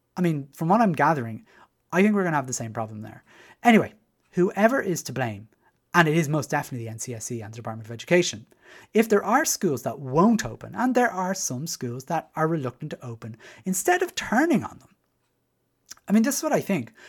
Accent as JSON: {"language": "English", "town": "Dublin", "region": "Leinster", "country": "Ireland", "tie": "born or raised there", "moved": "as an adult", "said": "as you can probably tell from my accent, I was, uh, raised in Dublin Six"}